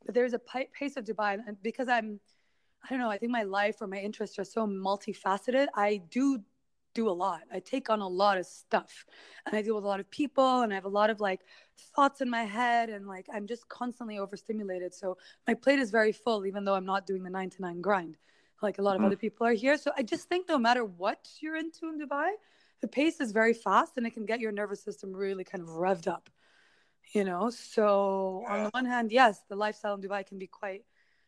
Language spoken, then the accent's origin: English; United States; born there; I don't speak Arabic properly, but it's also, because I was born in the States.